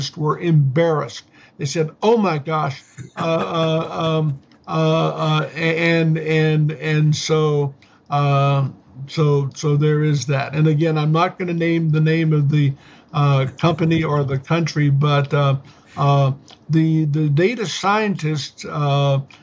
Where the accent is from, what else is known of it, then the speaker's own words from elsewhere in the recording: United States; as an American citizen